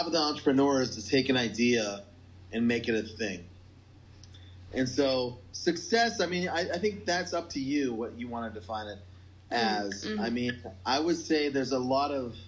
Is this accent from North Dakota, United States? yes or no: yes; North Dakota, United States; I'm from North Dakota, farm family, you know, manufacturing family, kind of practical people.